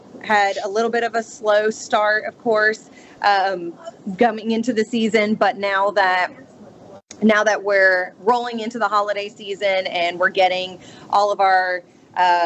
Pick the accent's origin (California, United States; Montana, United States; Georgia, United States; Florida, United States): Florida, United States; Boynton Beach; moved away as an adult; also born or lived in Jacksonville, Florida; now in Ocean Springs, United States; I'm originally from Boynton Beach, Florida, just south of West Palm